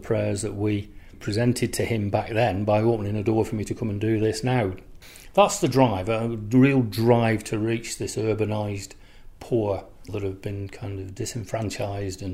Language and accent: English; Oldham, North West England, United Kingdom; my hometown of Oldham